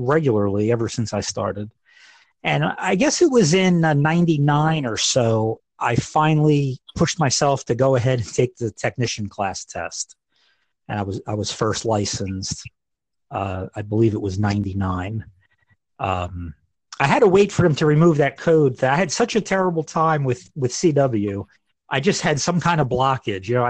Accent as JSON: {"language": "English", "region": "New Jersey", "country": "United States", "moved": "as an adult", "lives_now": "Evansville, United States", "said": "I live in Evansville, Indiana. I've lived here for about 10 years now, but I'm originally from New Jersey"}